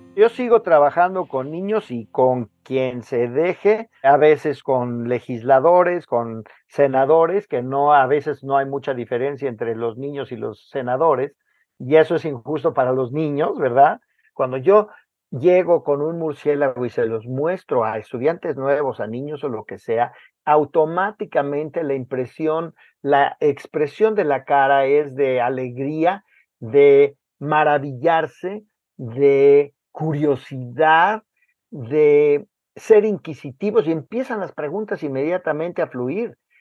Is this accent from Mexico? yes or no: yes; Mexico; Como mexicano